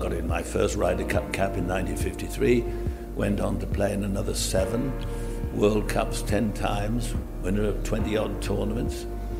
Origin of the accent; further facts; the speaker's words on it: England, United Kingdom; I'm an Englishman, and of course one is always happiest at home.